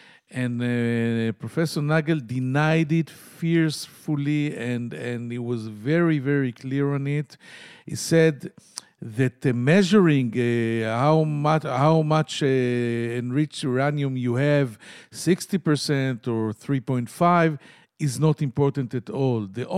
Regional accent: Tel Aviv, Tel Aviv District, Israel; English is a second language

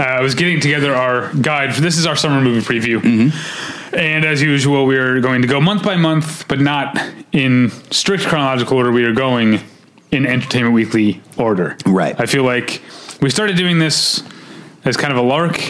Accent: St. Louis, Missouri, United States; Y98, which is a station I grew up in in St. Louis

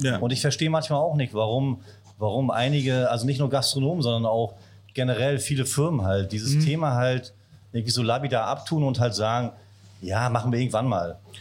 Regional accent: Wolgast, Mecklenburg-Vorpommern, Germany; ich bin gebürtiger Wolgast, also ein Küstenjunge.

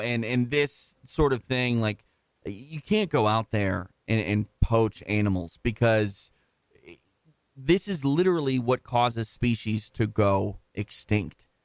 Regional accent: Midwest, United States; now in Los Angeles, United States; I'm from the Midwest.

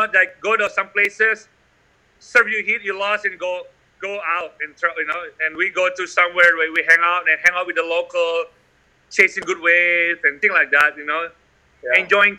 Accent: Bali, Indonesia; I grew up in Bali.

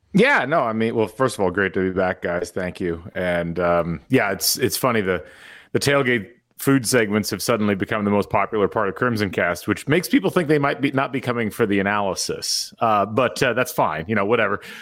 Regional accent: Indiana, United States; growing up in Indiana, living in Indiana, being Indiana Athletics fans

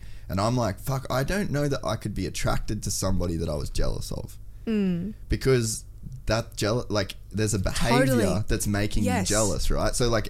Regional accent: Cairns, Queensland, Australia; I'm from Cairns

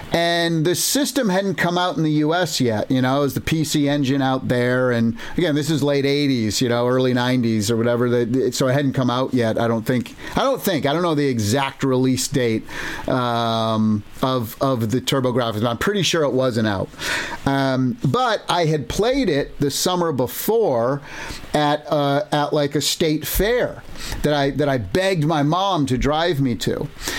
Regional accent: Massachusetts, United States; moved away as an adult; I grew up in Massachusetts on the East Coast. All four of my grandparents were Italian immigrants who came in New York area.

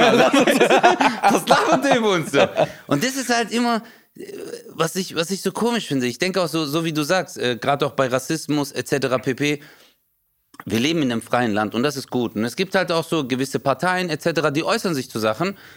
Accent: Stuttgart, Baden-Württemberg, Germany; da wo ich herkomme, Stuttgart

